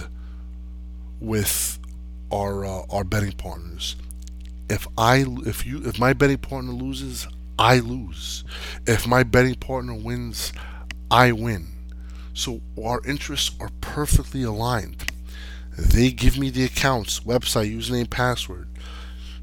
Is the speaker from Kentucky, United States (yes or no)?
no; Jersey City, New Jersey, United States; I grew up in Section 8 housing, Jersey City